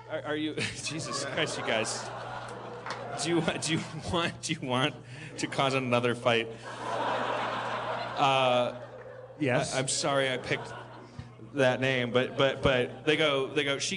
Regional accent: Wisconsin, United States; I'm from Wisconsin, Jeff, where grandpas are known as Uncle Homos.

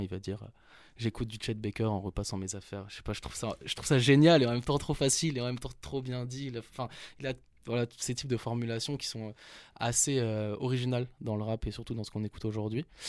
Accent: Paris, Île-de-France, France; Je viens de Paris, à Porte de Saint-Ouen

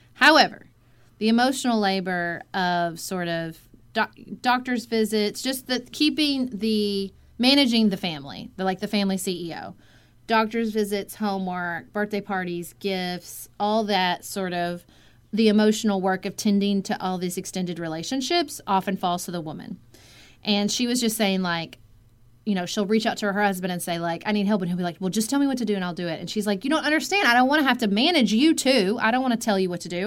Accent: Paducah, Kentucky, United States; moved away as an adult; also born or lived in Washington, D.C.; my hometown of Paducah, Kentucky, which is I grew up

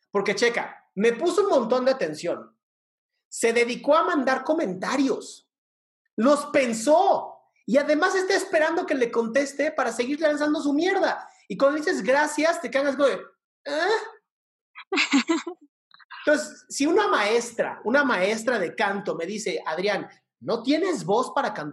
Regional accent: Costa Rica; Soy de Costa Rica

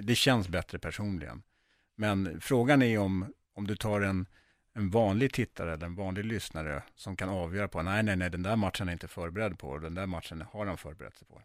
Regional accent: Sweden; jag är ju uppvuxen i Sverige

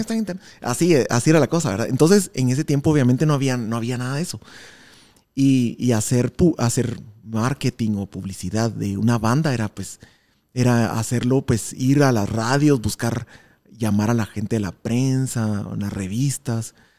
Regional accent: Guatemala; somos una banda de Guatemala

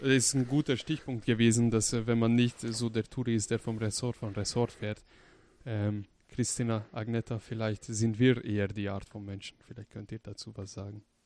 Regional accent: Hungary; now in Germany; ich komme zum Beispiel aus Ungarn. Wenn ich nach Ungarn fahre mit dem Auto, 900 Kilometer, um meine Familie zu besuchen

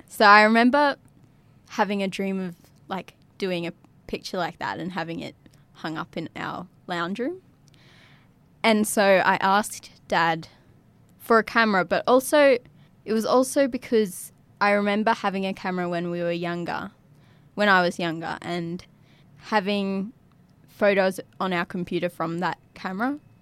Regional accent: Yirrkala, Northern Territory, Australia; also born or lived in Darwin; my life has always been growing up in Yirrkala

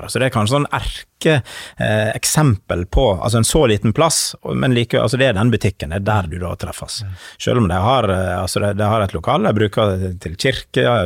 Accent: Western Norway, Norway; Selv om jeg er fra, fra Vestlandet, så jo da, Vestlandet er, er helt eventyrlig flott, altså.

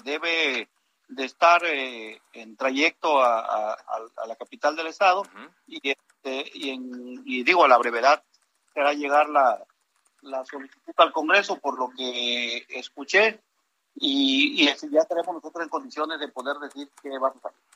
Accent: Tabasco, Mexico; tenemos que pensar como tabasqueños

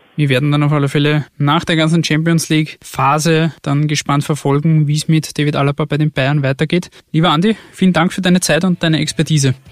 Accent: Austria; bei uns in Österreich

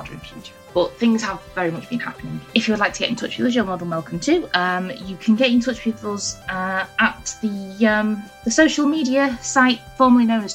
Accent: England, United Kingdom; We're English

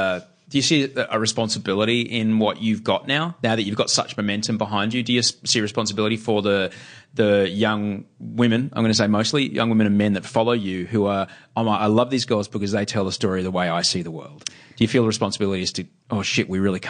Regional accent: Queensland, Australia; certainly I, growing up in Queensland, was brought up to believe, look, as long as you play by the rules, everything will be fine.

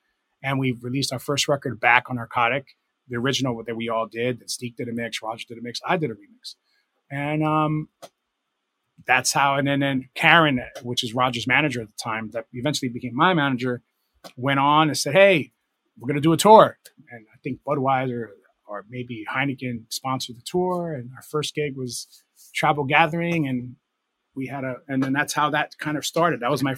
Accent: United States; a big portion of my 20s in that time was being English, like being this American DJ in England and like running around London, man

